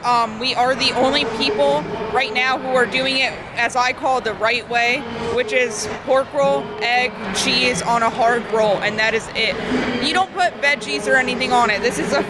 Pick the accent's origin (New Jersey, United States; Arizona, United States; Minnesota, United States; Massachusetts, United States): New Jersey, United States; Hamilton area; we're from South Jersey, closer to Atlantic City, Hamilton area.